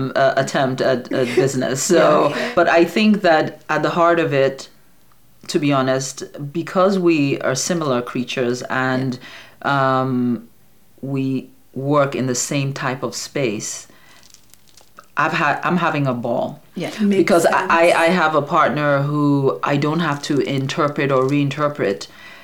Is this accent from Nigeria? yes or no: yes; Nigeria; We're Igbo.